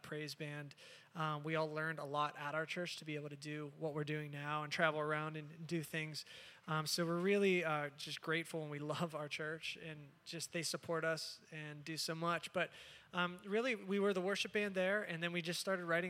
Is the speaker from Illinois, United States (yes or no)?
no; Pittsburgh, Pennsylvania, United States; I'm from Pittsburgh, Pennsylvania